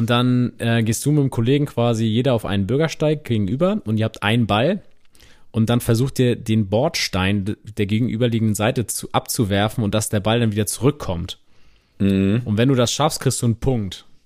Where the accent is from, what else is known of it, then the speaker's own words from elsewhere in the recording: Bavaria, Germany; wir kommen aus dem Allgäu, bei uns heißt das anders